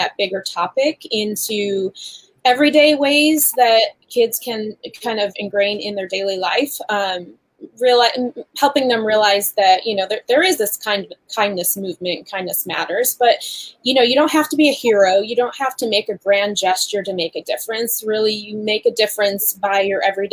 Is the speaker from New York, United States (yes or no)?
yes; Western New York, United States; I'm from Western New York